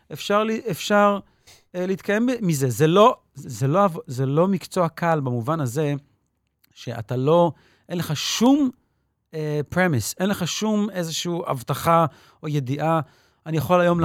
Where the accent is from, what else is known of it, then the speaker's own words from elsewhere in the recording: Petah Tikva, Central District, Israel; moved away as an adult; also born or lived in New York / Jerusalem; נולדתי וגדלתי בפתח תקווה